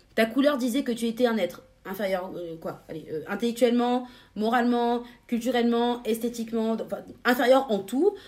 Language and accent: French; France; chez nous en France